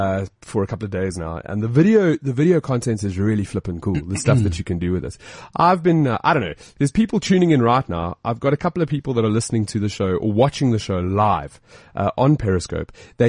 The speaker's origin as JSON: {"language": "English", "country": "South Africa", "accent": "South African", "said": "I think it's my South accent."}